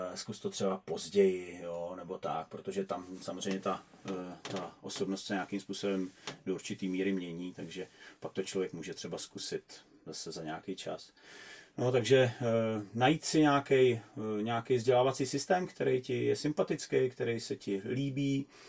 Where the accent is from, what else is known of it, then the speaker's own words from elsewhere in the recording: Czechia; u nás v Čechách